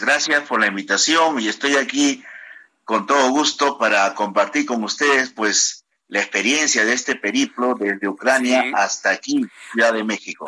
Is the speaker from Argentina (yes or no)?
no; Peru; moved away as an adult; also born or lived in Ukraine / New York